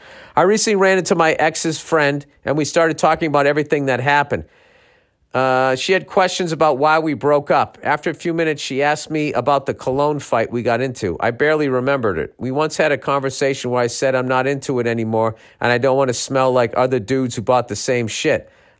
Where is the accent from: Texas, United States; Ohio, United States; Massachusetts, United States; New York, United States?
Texas, United States; I'm from Texas.